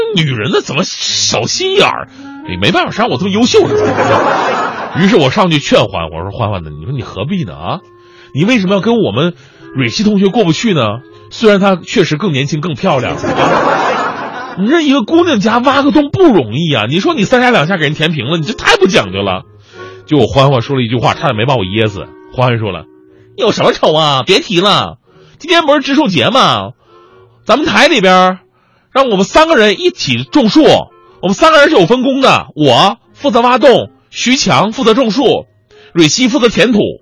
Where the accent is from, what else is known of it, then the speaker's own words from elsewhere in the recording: Changchun, Jilin, China; moved away; also born or lived in Wenzhou; 我的家乡吉林长春的，就是松树啊、柳树特别的多，每年到了五六月份的时候，全城飞絮，特别容易着火